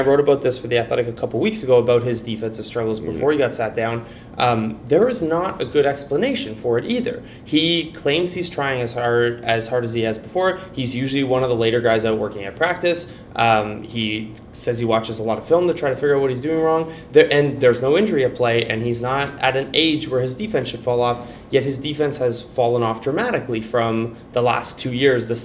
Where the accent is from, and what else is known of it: Canada